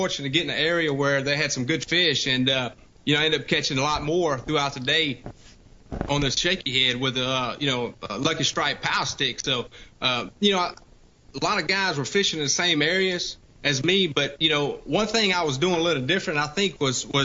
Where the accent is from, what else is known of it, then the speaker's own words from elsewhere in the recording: Louisiana, United States; accent: redneck coon ass; now in Alabama, United States; I'm from Louisiana and I live in Alabama now